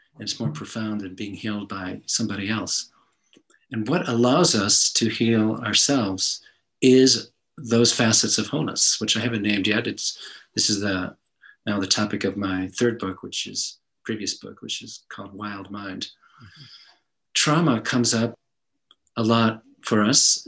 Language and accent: English; New England, United States; I grew up in New England